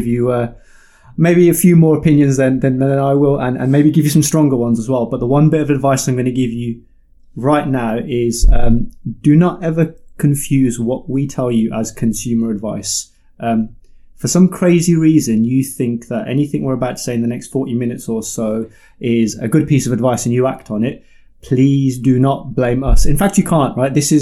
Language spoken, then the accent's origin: English; the Midlands, England, United Kingdom; I'm from the Midlands, and in the Midlands, we had something called the Bargain Pages